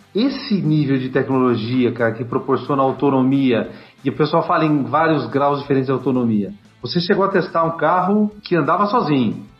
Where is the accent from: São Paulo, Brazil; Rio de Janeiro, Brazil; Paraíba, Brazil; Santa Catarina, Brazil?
São Paulo, Brazil; Campinas; Sou de Campinas